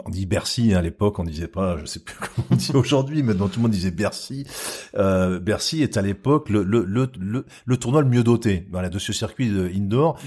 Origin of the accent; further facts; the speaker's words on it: Marseille, Provence-Alpes-Côte d'Azur, France; je suis marseillais